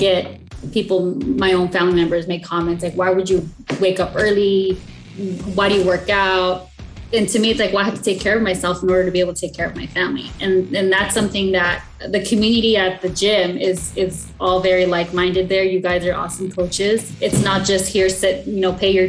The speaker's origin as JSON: {"language": "English", "town": "El Monte", "region": "California", "country": "United States", "tie": "born or raised there", "said": "I grew up in the city of El Monte"}